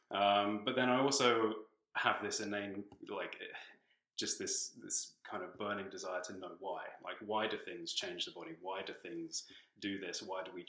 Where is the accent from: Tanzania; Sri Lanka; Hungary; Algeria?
Tanzania; also born or lived in London, United Kingdom / South Africa / West Africa / New Zealand; now in Canada; So I was born in the UK. I was born in London, but I actually grew up in Tanzania in East Africa, um, and then I've lived in South Africa, West Africa, New Zealand, Australia.